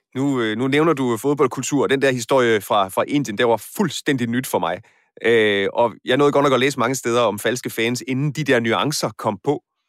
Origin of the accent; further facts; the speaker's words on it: Aarhus, Central Denmark Region, Denmark; Nu er jeg selv fra Aarhus